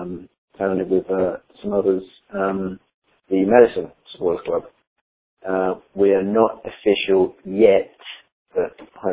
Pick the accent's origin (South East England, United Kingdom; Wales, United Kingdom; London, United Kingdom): South East England, United Kingdom; Woking; also born or lived in Liverpool; I was born in Woking, Surrey, in the UK, to Scouse parents. My mum and dad are both from Liverpool, my dad's from Waverley, my mum from Notting Ash, hence my Liverpool supporting ways.